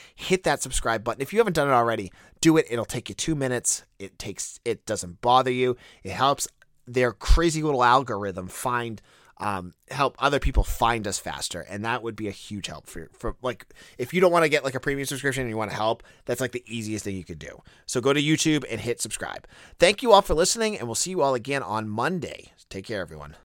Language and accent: English; New England, United States; I grew up in New England